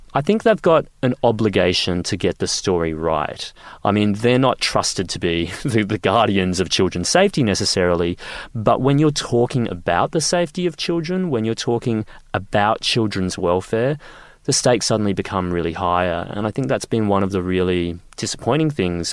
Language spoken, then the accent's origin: English; Queensland, Australia; I grew up in Queensland